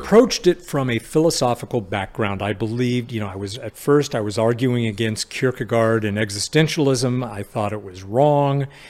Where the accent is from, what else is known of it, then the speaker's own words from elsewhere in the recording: Sacramento, California, United States; I was, uh, an only child, um, uh, growing up in Sacramento in the seventies